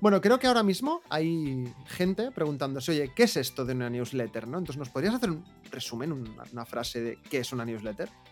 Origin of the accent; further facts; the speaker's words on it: Barcelona, Catalonia, Spain; soy de Barcelona